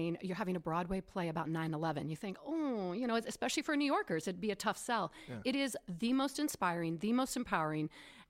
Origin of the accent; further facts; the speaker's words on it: West Coast, Canada; I grew up on the West Coast, so going to Vancouver and Alberta, but now living on the East Coast, Atlantic Canada